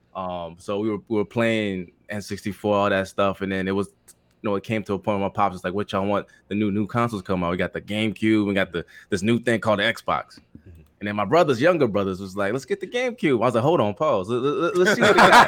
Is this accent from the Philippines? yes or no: yes; Philippines; English is a second language; moved away; I was born overseas in the Philippines